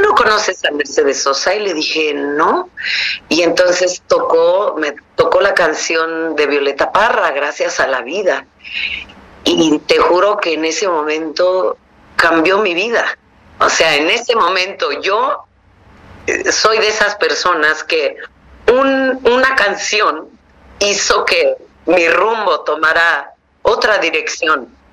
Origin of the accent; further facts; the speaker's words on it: Mixteca, Oaxaca, Mexico; en mi pueblo, que era un pueblo pequeño de 40 mil personas, en, en, una región indígena que se llama la Mixteca